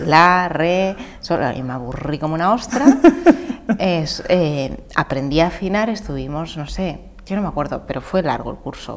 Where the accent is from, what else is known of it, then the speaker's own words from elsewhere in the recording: Madrid, Community of Madrid, Spain; moved away as an adult; also born or lived in Pozuelo de Alarcón / Valencia; yo soy madrileña. Eh, mi padre es peruano